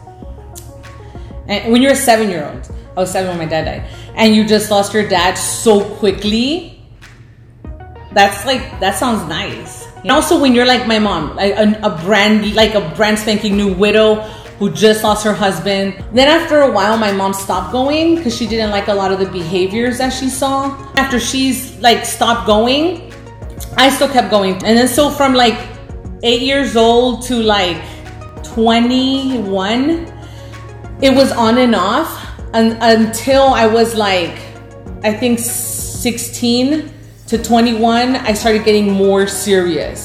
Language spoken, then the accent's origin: English; Reynosa, Tamaulipas, Mexico; I was born in Reynosa